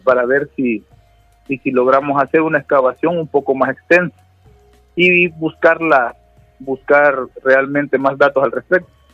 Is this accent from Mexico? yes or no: no; El Salvador; nosotros como salvadoreños y como salvadoreñas